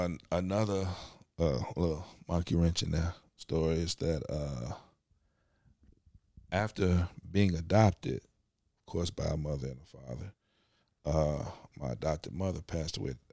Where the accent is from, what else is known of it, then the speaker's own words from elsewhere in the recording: Chicago, Illinois, United States; also born or lived in Evanston; I was adopted at birth mm-hmm. by a family that lived in Chicago.